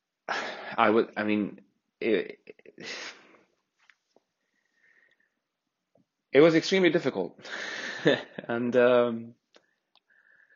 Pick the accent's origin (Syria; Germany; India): Syria; moved away as an adult; also born or lived in Egypt; I'm from Syria.